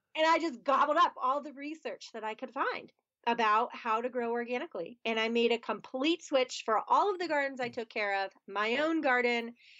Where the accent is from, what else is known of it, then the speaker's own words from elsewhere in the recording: outside of Philadelphia, Pennsylvania, United States; moved away as an adult; now in Pittsburgh, United States; I grew up outside of Philadelphia, Pennsylvania